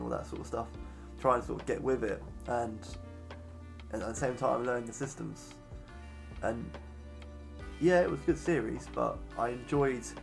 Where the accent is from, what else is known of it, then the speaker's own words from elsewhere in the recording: England, United Kingdom; I am an Englishman